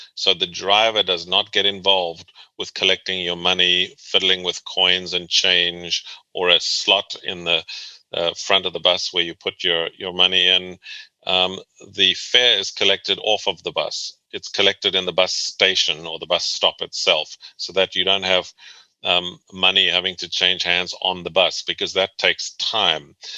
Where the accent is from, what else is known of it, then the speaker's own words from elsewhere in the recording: South Africa; moved away as an adult; also born or lived in Boston, United States; now in Virginia, United States; I was born and raised in South Africa